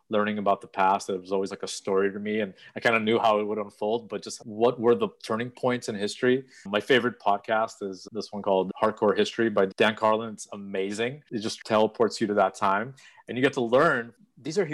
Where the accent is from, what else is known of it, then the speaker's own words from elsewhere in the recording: Odesa, Odesa Oblast, Ukraine; moved away; I was born in Odessa, which is on the Black Sea coast. Beautiful city. I'm very proud to be from there